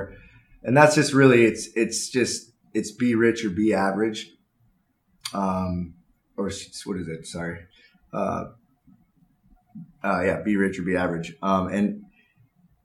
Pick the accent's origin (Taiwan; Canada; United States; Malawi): United States; Newport Beach, California; I grew up in Newport Beach